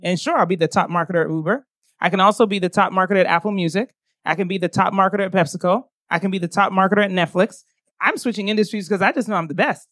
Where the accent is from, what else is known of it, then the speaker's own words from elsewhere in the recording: Ghana; also born or lived in United States; I am Ghanaian.